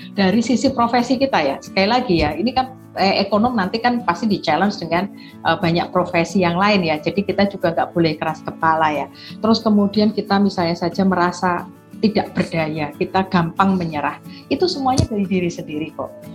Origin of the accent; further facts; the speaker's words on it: Semarang, Central Java, Indonesia; saya dari Semarang